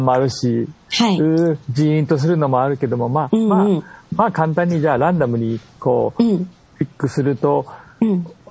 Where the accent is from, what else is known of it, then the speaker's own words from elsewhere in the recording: Kyushu, Kagoshima, Japan; 鹿児島っていうか九州出身だし